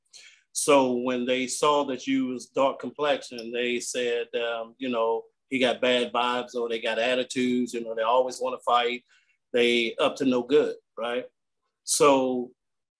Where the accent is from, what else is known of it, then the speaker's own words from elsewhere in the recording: North Carolina, United States; also born or lived in Richmond, Virginia; now in Columbus, United States; I originated from North Carolina, moved to Richmond, Virginia, then made my way to Columbus, Ohio.